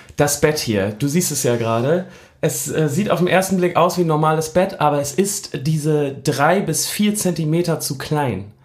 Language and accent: German; Hamburg, Germany; als Hamburger